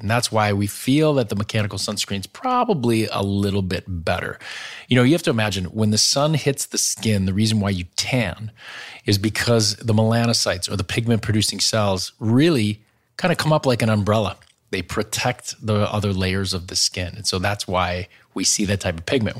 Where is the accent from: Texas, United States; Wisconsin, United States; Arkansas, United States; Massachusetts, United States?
Wisconsin, United States; I grew up in Wisconsin